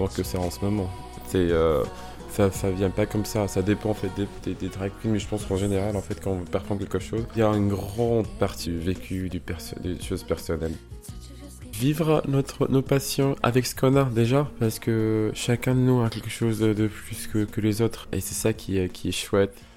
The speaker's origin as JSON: {"language": "French", "country": "Morocco", "moved": "as an adult", "lives_now": "France", "said": "je viens du Maroc"}